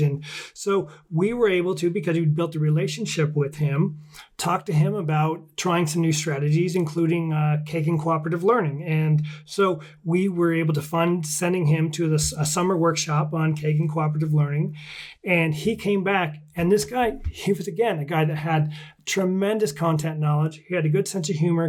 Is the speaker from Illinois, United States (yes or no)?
no; Washington, United States; my home state of Washington State